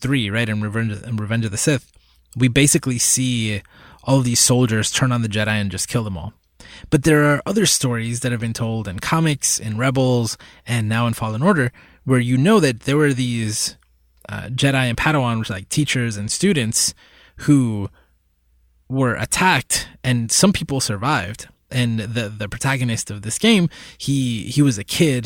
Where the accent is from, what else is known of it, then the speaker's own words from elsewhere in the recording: Puerto Rico; I was born in Puerto Rico. I've, I've lived in Puerto Rico for, I guess, the last couple of years